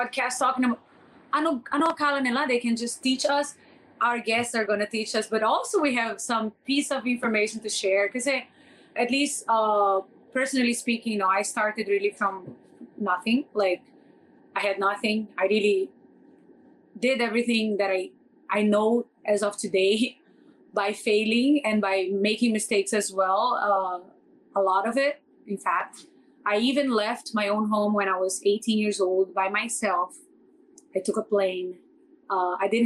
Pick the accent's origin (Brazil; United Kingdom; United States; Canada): Brazil; English is a second language; now in Philippines; I come from Brazil. I know nothing. I didn't speak any English. I learned my English from the Filipinos. I moved out from Brazil